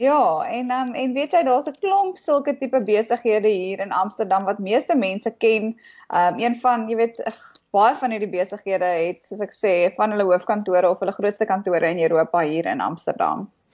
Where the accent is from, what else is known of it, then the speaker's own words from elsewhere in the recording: Johannesburg, Gauteng, South Africa; ek het in Johannesburg groot geword